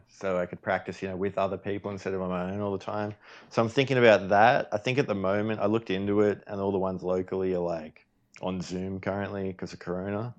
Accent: Australia; me being Australian

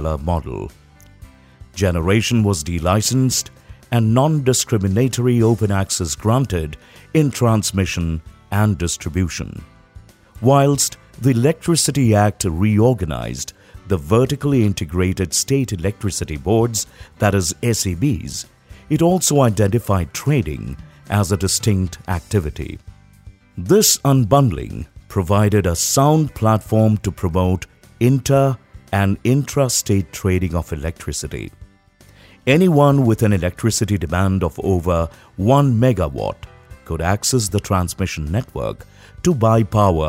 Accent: India; growing up in India's cities

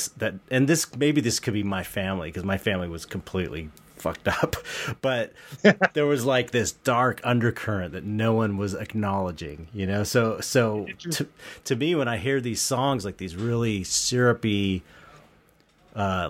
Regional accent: Los Angeles, California, United States; I was living it back in the home I grew up in San Pedro

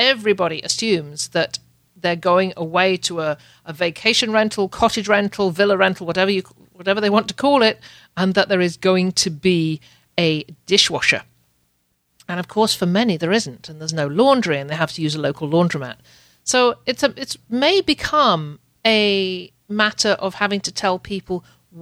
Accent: United Kingdom; now in Canada; I'm a Brit

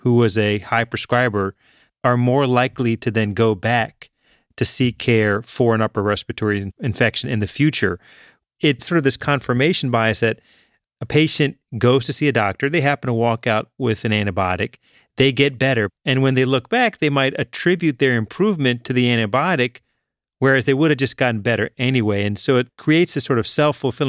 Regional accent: Richmond, Virginia, United States; I grew up in Richmond, Virginia

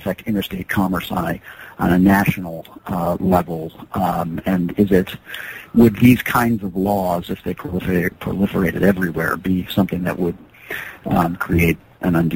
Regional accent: outside Des Moines, Iowa, United States; now in Lewiston, Maine, United States; I grew up outside Des Moines, Iowa

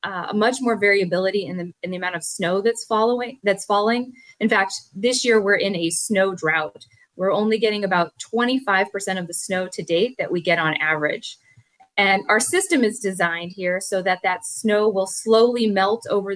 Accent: Anaheim, California, United States; I grew up here in Southern California, and like many kids, visited the beach

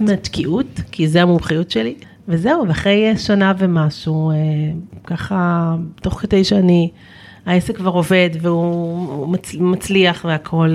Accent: Kvutzat Kinneret, Northern District, Israel; moved away; בקבוצת כנרת, שזה הקיבוץ שבו גדלתי

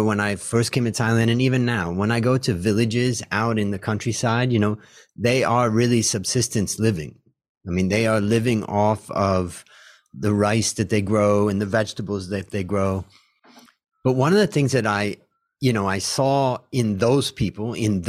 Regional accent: United States; I grew up as an American

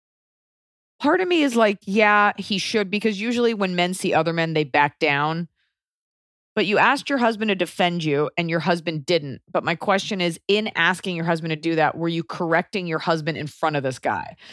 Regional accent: United States; now in Los Angeles, United States; being an American

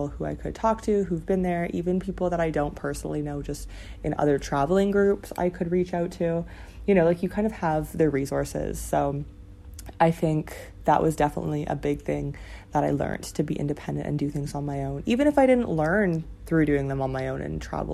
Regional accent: Ontario, Canada; moved away as an adult; now in China; My dream was to work downtown Toronto, which was like 2 hours away from my hometown

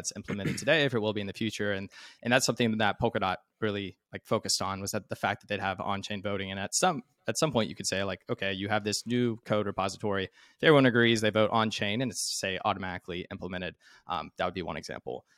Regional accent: Arkansas, United States; I'm from Arkansas

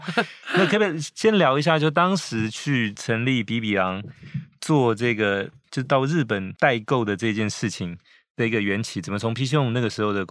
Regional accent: Taiwan; 我我是台湾人，

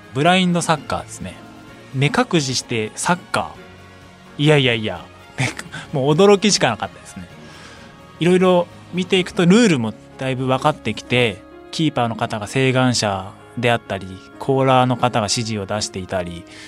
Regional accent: Saitama, Japan; 僕も出身が埼玉なので

